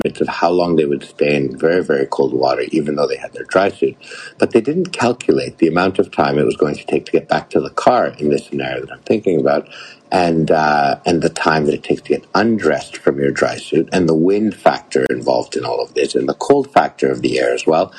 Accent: Canada; as a Canadian, my parents always told me

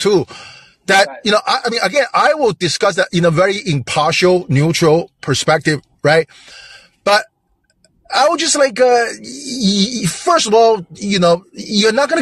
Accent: China; moved away; I'm from China

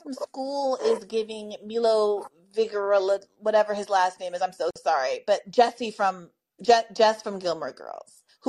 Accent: Kenya; moved away; when we were growing up in Kenya

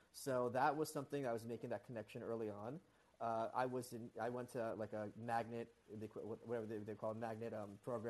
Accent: New York City, New York, United States; first language Russian; English is a second language; as a New Yorker

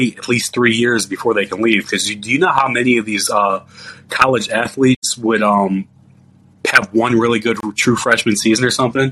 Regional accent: Cleveland, Ohio, United States; now in Nashville area, United States; I'm from Cleveland, but I live in Tennessee

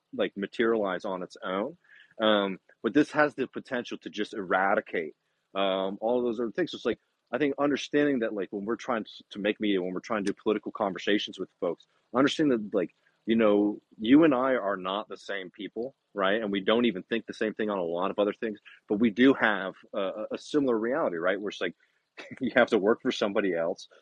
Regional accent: Texas, United States; I'm a Texan

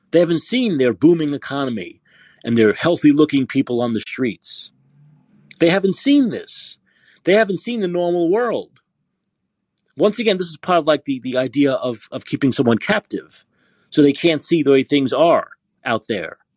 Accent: Canada; Yes, I'm Canadian in Calgary, and there's huge problems lately with distraction, robberies, and pickpocketing and purse thefts.

